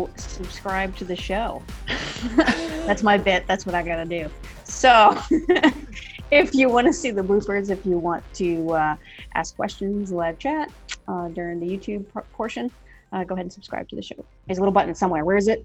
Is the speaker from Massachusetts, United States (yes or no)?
yes; Boston, Massachusetts, United States; I grew up in Boston